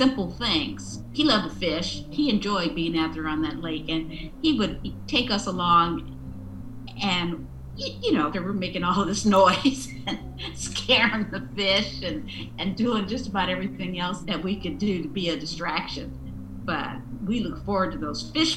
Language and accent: English; San Diego, California, United States; moved away as an adult; now in Washington, D.C., United States; I was born in San Diego and spent my entire life there up until, 1972, when I married